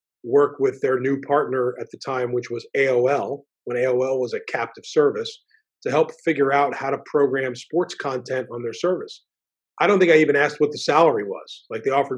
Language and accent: English; New Jersey, United States; I was a student. I was an athlete there. I grew up there